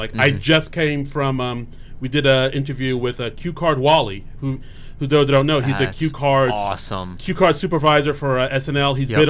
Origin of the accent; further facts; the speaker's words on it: New York City, New York, United States; now in New Jersey, United States; I'm originally from New York. I grew up in Queens, but I live up in Jersey now with my lovely wife.